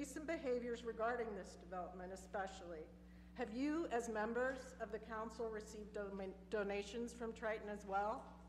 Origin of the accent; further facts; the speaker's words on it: Akron, Ohio, United States; I was born in Akron in 1966, and I have lived here ever since, most recently on White Pond Drive.